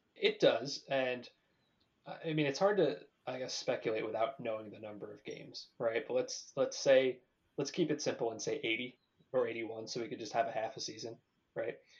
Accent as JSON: {"language": "English", "town": "Brick", "region": "New Jersey", "country": "United States", "also_born_or_lived": "Boston", "moved": "yes", "said": "I'm from New Jersey. I'm not from LA."}